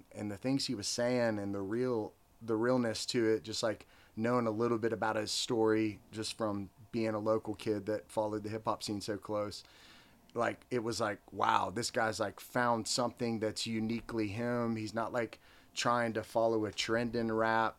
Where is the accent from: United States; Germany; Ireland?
United States; Lebanon, Tennessee; growing up in Lebanon